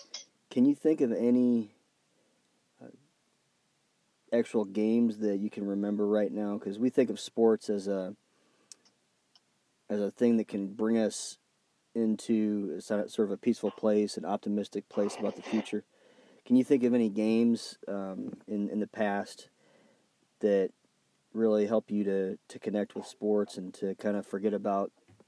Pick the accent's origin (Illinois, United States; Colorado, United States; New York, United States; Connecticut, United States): Illinois, United States; We're from Illinois